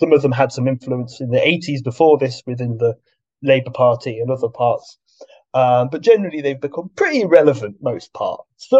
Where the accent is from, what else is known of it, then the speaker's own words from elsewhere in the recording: United Kingdom; we're talking about the left mostly in the West, in the UK especially, because we're all British here, and we all have more experience of that.